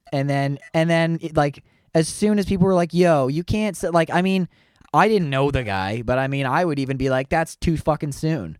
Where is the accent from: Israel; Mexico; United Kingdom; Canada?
Canada; I'm Canadian